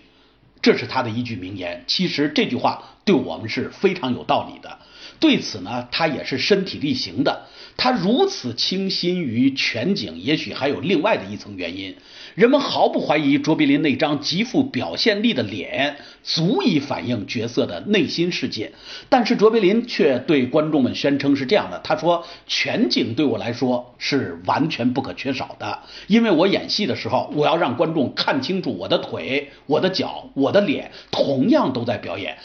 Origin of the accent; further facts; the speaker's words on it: China; 这个结尾有点像我们中国人最喜欢的大团圆的结尾